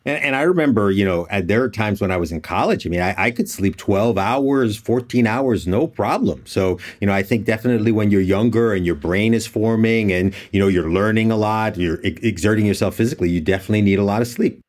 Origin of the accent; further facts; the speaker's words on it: United States; as an American